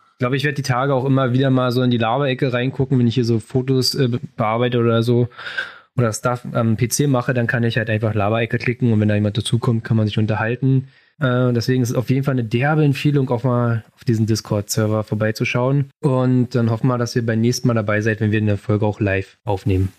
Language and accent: German; Berlin, Germany; ich komme aus Berlin